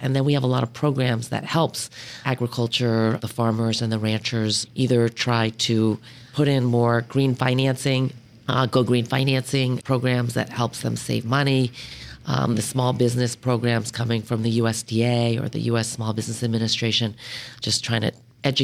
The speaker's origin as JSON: {"language": "English", "area": "Long Island", "region": "New York", "country": "United States", "tie": "born or raised there", "also_born_or_lived": "Rochester", "moved": "as an adult", "lives_now": "San Francisco, United States", "said": "I was born in New York City, grew up on Long Island, went to school in Rochester, didn't even think about agriculture at all. Then I moved to San Francisco back in 1988."}